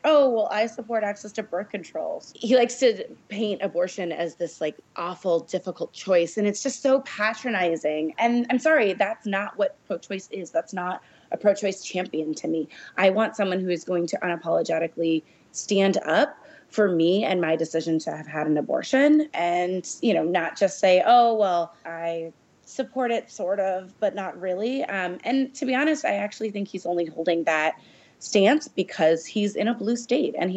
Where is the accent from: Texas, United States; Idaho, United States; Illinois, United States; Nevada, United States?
Illinois, United States; my home state of Illinois